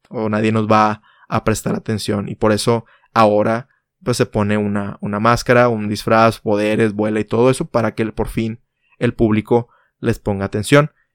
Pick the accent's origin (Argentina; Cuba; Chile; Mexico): Mexico; en mi país México